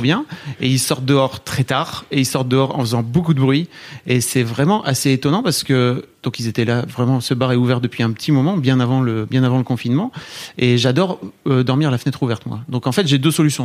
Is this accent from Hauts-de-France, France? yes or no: yes; Neuville-en-Ferrain, Hauts-de-France, France; je viens de Neuville-en-Ferrin dans le Nord